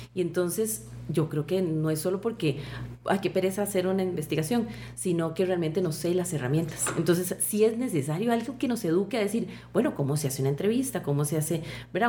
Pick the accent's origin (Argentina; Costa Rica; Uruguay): Costa Rica; la propuesta cultural y costumbrista que nosotros tenemos como costarricenses